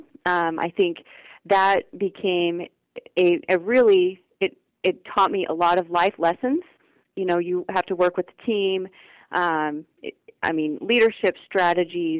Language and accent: English; Idaho, United States; now in Florida, United States; So I originally grew up in Idaho, and in a very, very extremely small community.